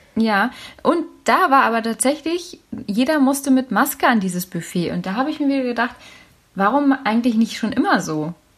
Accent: Berlin, Germany; ich bin ja Berlinerin

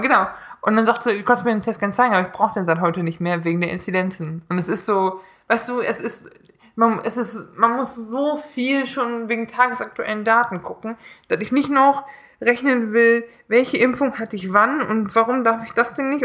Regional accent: Neunkirchen, Saarland, Germany; moved away; in Neunkirchen, in meiner Heimat, bei meinen Eltern

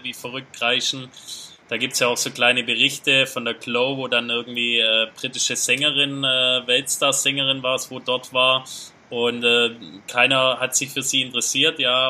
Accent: Germany; als, als Deutsche oder auch Europäer so, ja. so von klein auf so getrimmt sind

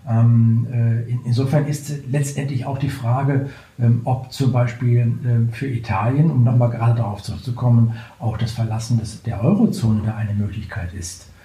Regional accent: Germany

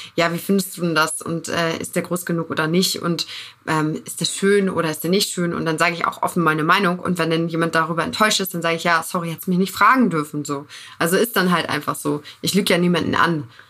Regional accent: Northern Germany, Germany; now in Buxtehude, Germany; Ich komme aus dem Norden, aktuell jetzt in Buxtehude

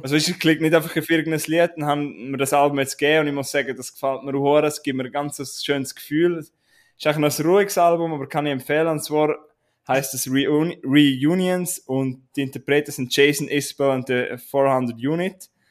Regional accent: Switzerland; wir sind Schweizer

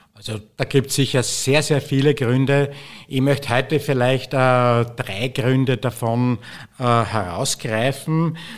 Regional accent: Austria; bei uns in Österreich

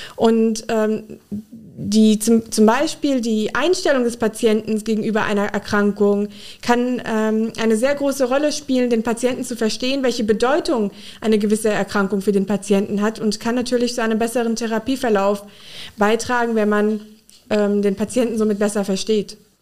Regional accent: Frankenthal, Rhineland-Palatinate, Germany; moved away as an adult; also born or lived in Mainz; now in Koblenz, Germany; Ich bin in der Pfalz in Frankenthal aufgewachsen

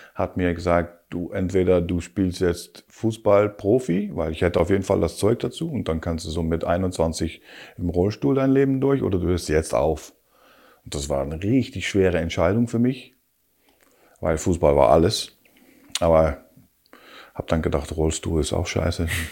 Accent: Rotterdam, South Holland, Netherlands; also born or lived in Hamburg / Hanover; now in Berlin, Germany; ich bin natürlich Haferjung, ich komme aus Rotterdam

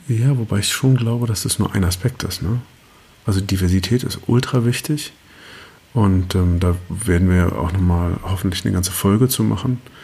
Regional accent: Germany; als, als Deutscher

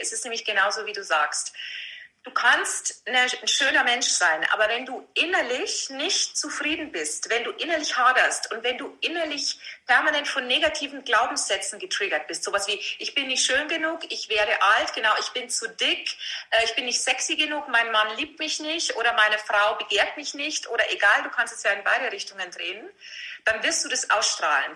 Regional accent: Vilshofen, Bavaria, Germany; accent: Lower Bavarian rolled R; moved away as an adult; also born or lived in Passau; now in Munich, Germany; ich bin ein niederbayerisches Pflänzchen, was man bestimmt an meinem äh, rollenden R ähm, gut hören kann. Ja. Ich bin aus Vilsbofen ursprünglich

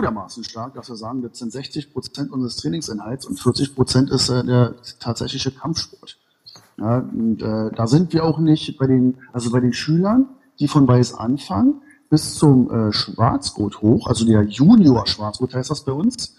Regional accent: Berlin, Germany; waschecht aus Berlin-Ost, genau. Dann bin ich aus Berlin-Mitte, jetzt äh, im Moment in Berlin-Treptow

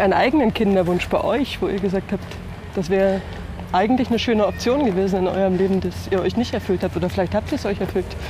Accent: Germany; moved away as an adult; also born or lived in Bavaria; an manchen Punkten doch in einem anderen Land groß geworden. Ich bin in der DDR geboren

